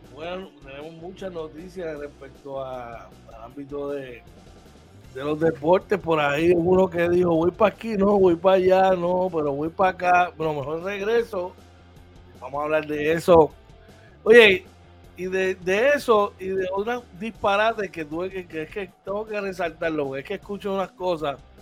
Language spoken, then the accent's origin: Spanish; Puerto Rico; nosotros los boricuas